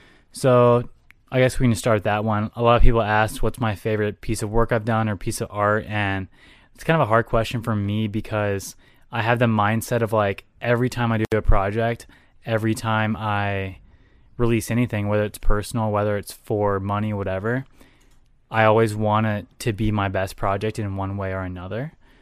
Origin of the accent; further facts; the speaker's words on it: the South, United States; now in Minnesota, United States; I grew up in the South, so I don't really base it off of the weather of Minnesota's months